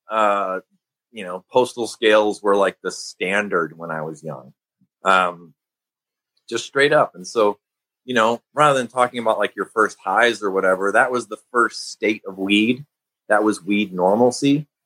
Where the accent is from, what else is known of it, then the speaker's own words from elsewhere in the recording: Midwest, United States; since I'm from the Midwest